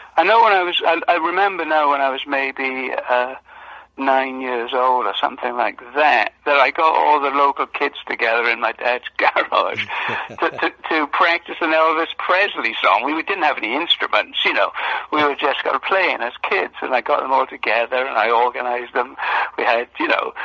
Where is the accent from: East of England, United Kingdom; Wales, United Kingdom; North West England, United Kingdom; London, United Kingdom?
Wales, United Kingdom; I was born in Wales, and it was a small mining village, really, back in those days, and it all centered around the coal mine